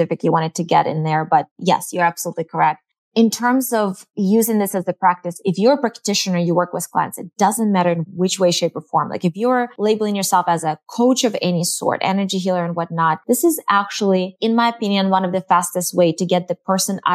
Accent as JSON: {"language": "English", "region": "Eastern Ukraine", "country": "Ukraine", "tie": "born or raised there", "moved": "yes", "lives_now": "United States", "said": "I'm from the Eastern Ukraine, which is very different than Western Ukraine. So I grew up with the label of Orthodox"}